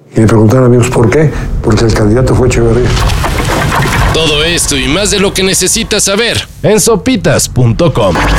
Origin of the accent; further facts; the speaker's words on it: Mexico; los que somos mexicanos